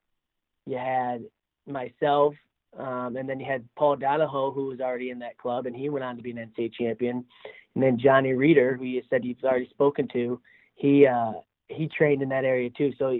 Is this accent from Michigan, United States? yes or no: yes; Davison, Michigan, United States; also born or lived in Goodrich, Michigan; now in Iowa, United States; I was born in Davidson, born and raised there